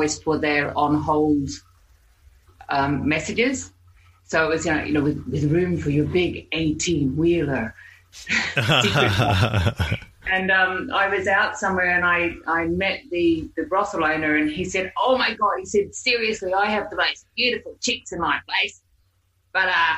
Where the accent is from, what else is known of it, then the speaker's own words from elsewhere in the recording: New Zealand; accent: Aussie Kiwi English accent; moved away as an adult; now in Australia; I'm actually from New Zealand. I was born there, and I came to Australia when I was 21.